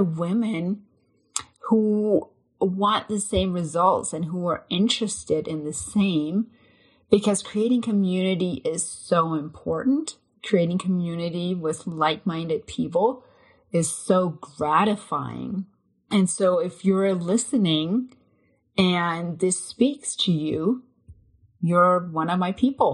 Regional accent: Denmark; now in United States; I'm a transplant from Denmark, but I've lived in the US for over 20 years now.

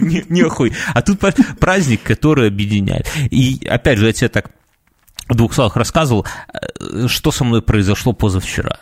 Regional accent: Belarus; мы из Беларуси

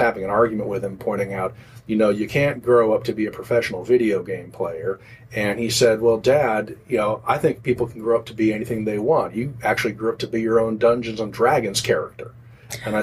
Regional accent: Los Angeles, California, United States; I'm from Los Angeles

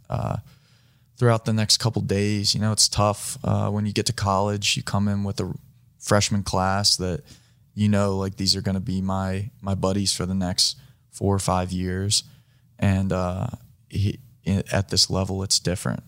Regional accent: East Coast, United States; moved away as an adult; now in Los Angeles, United States; I grew up right on the East Coast, grew up around the water

